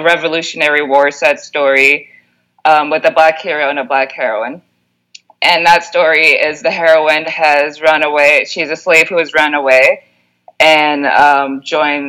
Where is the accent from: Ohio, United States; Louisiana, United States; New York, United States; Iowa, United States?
New York, United States; New York City; moved away; I grew up in New York